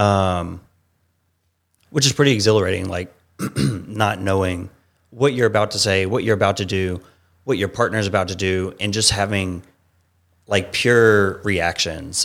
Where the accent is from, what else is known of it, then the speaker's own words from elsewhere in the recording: Savannah, Georgia, United States; moved away as an adult; also born or lived in Atlanta, Georgia; now in California, United States; originally from Savannah, Georgia.